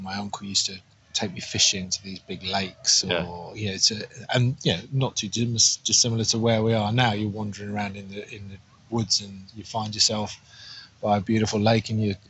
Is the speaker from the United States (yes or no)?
no; Marlow, South East England, United Kingdom; also born or lived in Liverpool / Northampton; I was born in Liverpool, then most of my life was down in Buckinghamshire, in Marlow.